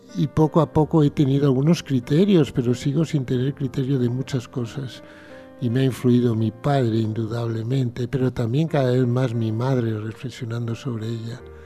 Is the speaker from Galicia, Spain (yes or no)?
yes; Pontevedra, Galicia, Spain; Yo nací en una casita en Pontevedra, maravillosa